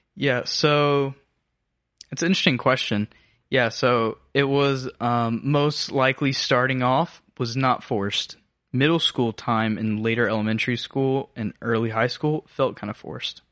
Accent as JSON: {"language": "English", "area": "Habersham County", "region": "North Georgia", "country": "United States", "tie": "born or raised there", "moved": "yes", "lives_now": "Augusta, United States", "said": "I grew up in North Georgia, so Habersham County"}